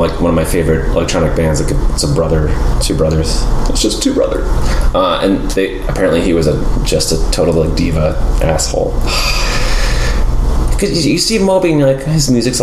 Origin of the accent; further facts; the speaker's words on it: Florida, United States; now in Texas, United States; I grew up in Florida